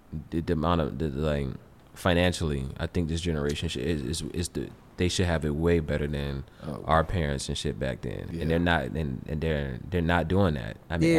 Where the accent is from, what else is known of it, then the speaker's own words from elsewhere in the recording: the South, United States; because I'm from the South.